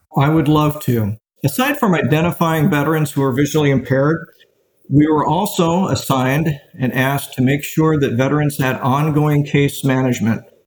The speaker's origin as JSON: {"language": "English", "town": "Daytona Beach", "region": "Florida", "country": "United States", "tie": "born or raised there", "also_born_or_lived": "Erie, Pennsylvania / Provo, Utah / Gainesville, Florida", "said": "I was born in Erie, Pennsylvania, and I was raised in Daytona Beach, Florida, where I went to Seabreeze High School"}